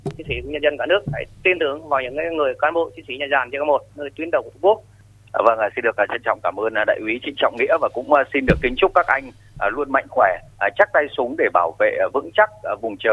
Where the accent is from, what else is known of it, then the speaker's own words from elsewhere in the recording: Thanh Hóa, Vietnam; Dạ, em quê ở Thanh Hóa.